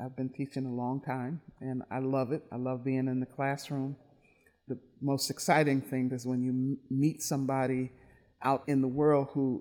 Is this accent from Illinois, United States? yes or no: no; Milwaukee, Wisconsin, United States; I grew up in Milwaukee, born and raised